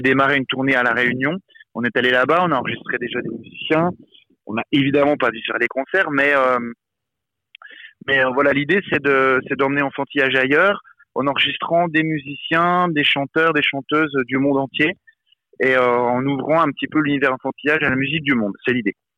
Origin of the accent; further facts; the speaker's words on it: Besançon, Bourgogne-Franche-Comté, France; Moi j'ai grandi à Besançon, une ville dans l'est de la France, pas très loin de la Suisse, en dessous de Dijon